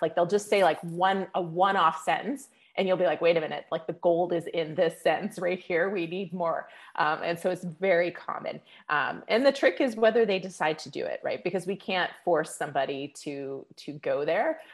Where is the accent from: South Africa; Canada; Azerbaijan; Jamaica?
Canada; now in Las Vegas, United States; I'm Canadian originally.